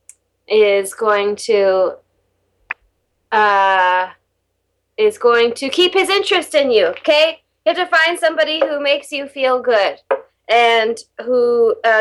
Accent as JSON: {"language": "English", "region": "Wisconsin", "country": "United States", "said": "I'm from Wisconsin."}